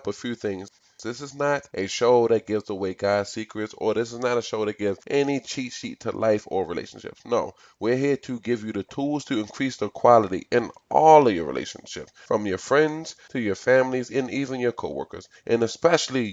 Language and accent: English; Baltimore, Maryland, United States; I grew up in Baltimore City. I've pretty much been here my entire life